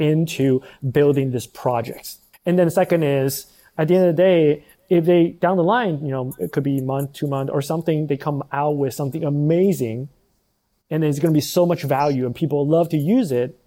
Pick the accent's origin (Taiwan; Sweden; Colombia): Taiwan; moved away as an adult; also born or lived in United States; I'm actually originally from Taiwan